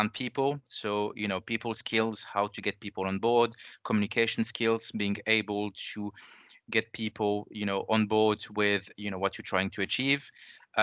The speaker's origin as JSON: {"language": "English", "country": "France", "accent": "French", "second_language": "English", "moved": "as an adult", "lives_now": "United Kingdom", "said": "I'm originally from France, as the accent gives away."}